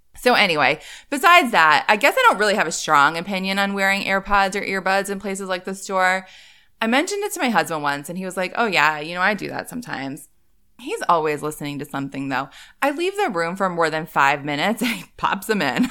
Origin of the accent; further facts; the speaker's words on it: Northeast, United States; moved away as an adult; I grew up in the Northeast, lived there for a long time as an adult.